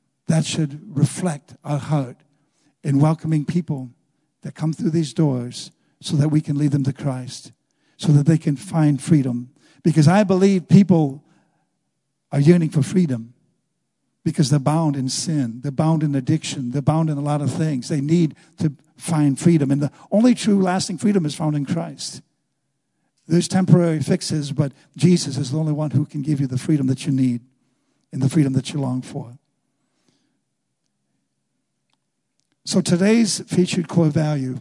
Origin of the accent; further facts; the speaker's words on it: Wisconsin, United States; moved away as an adult; I'm from Wisconsin.